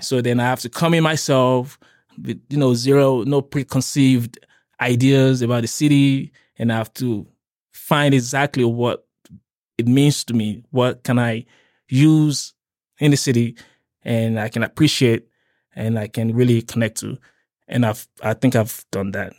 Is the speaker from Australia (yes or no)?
no; Nigeria; also born or lived in Cape Town, South Africa; now in Lethbridge, Canada; I'm from Nigeria